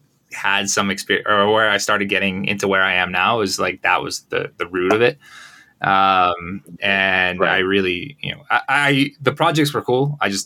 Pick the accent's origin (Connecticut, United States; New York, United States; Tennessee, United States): Connecticut, United States; moved away; also born or lived in Long Island / Philadelphia; I'm originally from the U.S. I'm from Connecticut originally. Grew up there. Spent most of my life there.